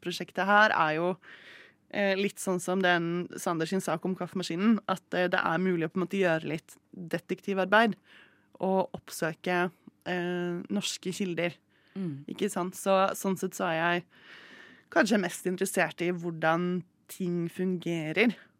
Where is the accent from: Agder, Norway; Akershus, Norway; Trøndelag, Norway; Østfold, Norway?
Østfold, Norway; Moss; Moss, der jeg vokste opp